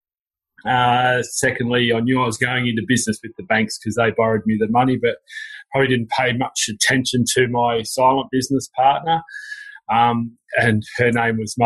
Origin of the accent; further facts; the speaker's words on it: Melbourne, Victoria, Australia; I was growing up in Melbourne, and Dad always harboured this dream of being a farmer. And yeah, we found ourselves when I was 15 moving out of the city to the country